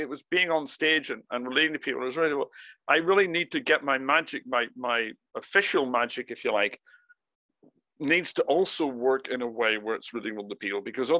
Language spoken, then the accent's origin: English; Ireland; I was brought up, and I say I grew up in Ireland.